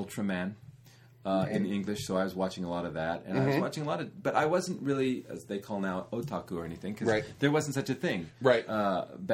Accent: Southern California, United States; moved away as an adult; now in Japan; I'm from Southern California, and I always grew up in a large Asian kind of influenced area

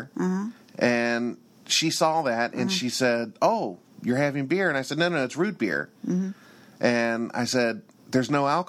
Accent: Kentucky, United States; I'm from Kentucky, and for us, drinking out of jars is pretty standard

